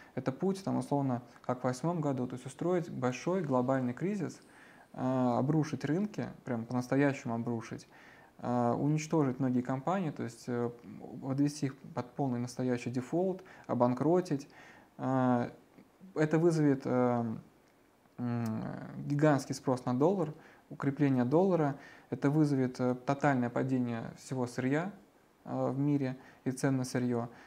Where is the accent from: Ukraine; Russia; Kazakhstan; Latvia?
Russia; как россиянин